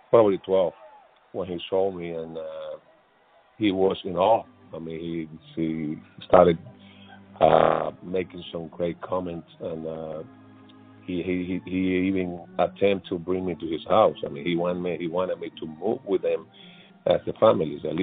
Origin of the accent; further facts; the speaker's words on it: San Pedro de Macorís, Dominican Republic; moved away; I grew up watching in my hometown, San Pedro de Macorís